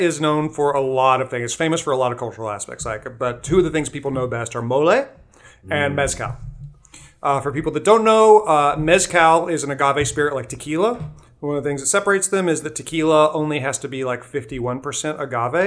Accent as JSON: {"language": "English", "region": "the South", "country": "United States", "said": "I'm from the South"}